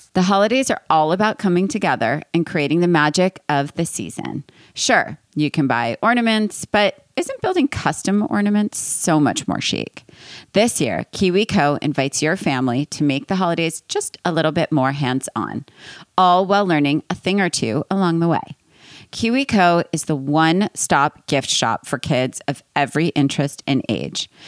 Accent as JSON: {"language": "English", "region": "East Coast", "country": "United States", "said": "I'm from East Coast"}